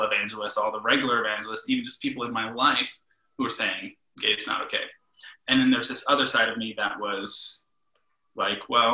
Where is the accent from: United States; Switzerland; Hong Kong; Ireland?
United States; Okeechobee, Florida; also born or lived in Fort Pierce, Florida; I grew up in a little town. Grew up in Okeechobee, Florida, but I was born in Fort Pierce, Florida.